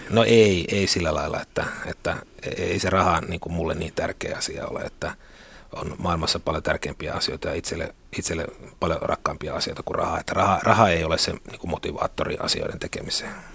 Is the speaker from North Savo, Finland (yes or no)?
yes; Kuopio, North Savo, Finland; moved away as an adult; now in Helsinki, Finland; mä tulin tänne niin kuin Kuopiosta tänne Helsinkiin